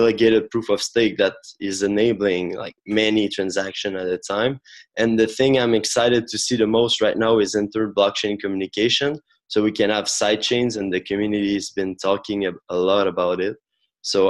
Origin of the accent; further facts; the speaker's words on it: Quebec, Canada; I'm from Canada as well, the French part, Quebec